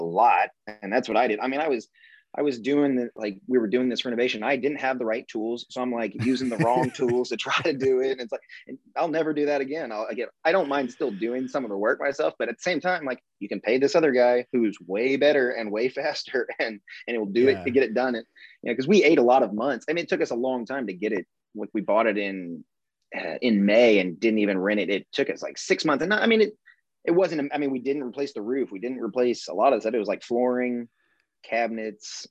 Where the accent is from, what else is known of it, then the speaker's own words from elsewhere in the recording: Evansville, Indiana, United States; now in Nashville, United States; I'm from Evansville, Indiana